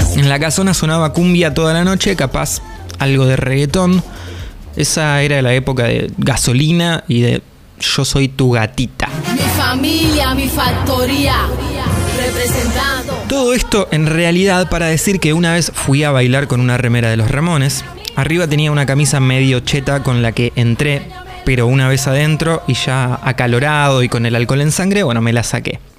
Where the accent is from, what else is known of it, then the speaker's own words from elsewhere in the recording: Buenos Aires Province, Argentina; los que somos del sur del Gran Buenos Aires